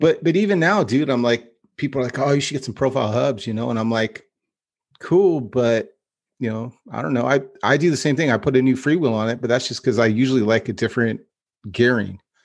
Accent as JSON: {"language": "English", "town": "Stockton", "region": "California", "country": "United States", "tie": "born or raised there", "also_born_or_lived": "Lodi", "said": "when I grew up in Stockton"}